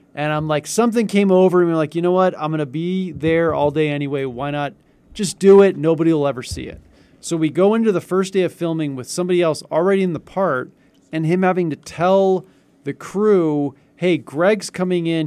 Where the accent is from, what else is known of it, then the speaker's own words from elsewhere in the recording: Northern California, United States; I'm from Northern California too